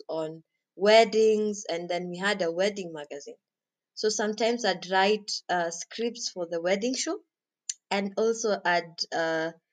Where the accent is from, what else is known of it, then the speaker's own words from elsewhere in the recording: Kenya; I'm Kenyan.